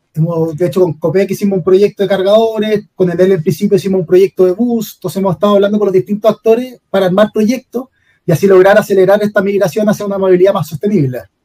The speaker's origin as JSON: {"language": "Spanish", "town": "Santiago", "region": "Santiago Metropolitan Region", "country": "Chile", "also_born_or_lived": "Rancagua", "said": "yo y Ricardo somos de Santiago"}